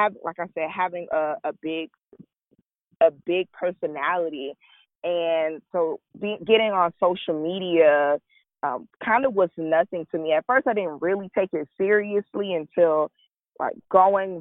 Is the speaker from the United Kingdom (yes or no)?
no; Sanford, Florida, United States; I was born in Sanford, Florida. I'm a small town girl. I grew up at the Boys and Girls Club.